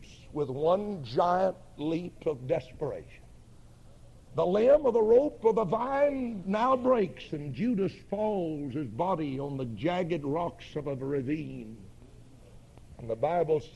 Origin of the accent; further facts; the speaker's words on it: northeast Georgia, United States; also born or lived in Highlands, North Carolina; We moved from Highlands down into the northeast part of the state of Georgia, where I've lived from there, or from that time until now